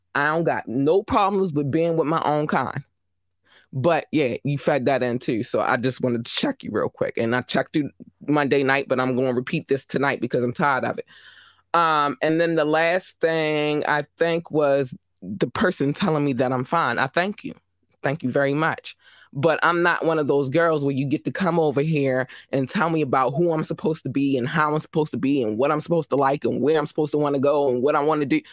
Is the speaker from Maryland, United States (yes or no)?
yes; Baltimore, Maryland, United States; I'm from Baltimore.